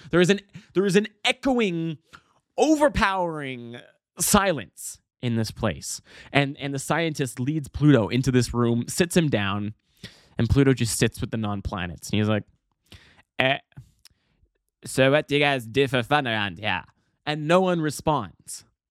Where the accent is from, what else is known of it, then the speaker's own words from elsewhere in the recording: Calgary, Alberta, Canada; now in Vancouver, Canada; I, I come from Calgary, and in Calgary, uh, actually, Alberta in general